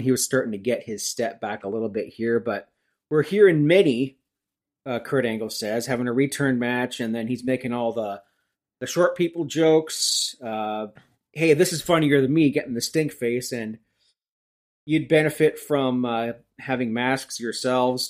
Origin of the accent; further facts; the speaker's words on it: Brock Township, Ontario, Canada; I grew up in Brock Township, Ontario, Canada